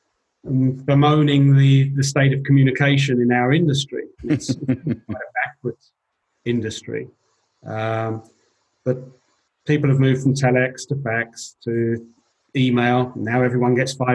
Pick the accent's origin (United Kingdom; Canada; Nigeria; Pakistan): United Kingdom; England; moved away as an adult; also born or lived in London; now in Switzerland; I'm an English guy